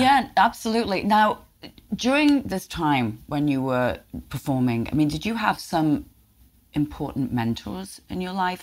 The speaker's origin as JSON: {"language": "English", "region": "England", "country": "United Kingdom", "tie": "born or raised there", "moved": "yes", "lives_now": "Nyack, United States", "said": "for me being a Brit, I mean, I had a Woolworths in England that I grew up with."}